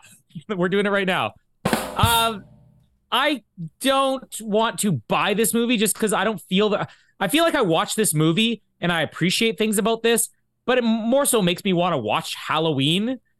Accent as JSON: {"language": "English", "town": "Winnipeg", "region": "Manitoba", "country": "Canada", "tie": "born or raised there", "also_born_or_lived": "Vita, Manitoba / LaSalle, Manitoba", "said": "and then came back to Winnipeg. I was born in Winnipeg."}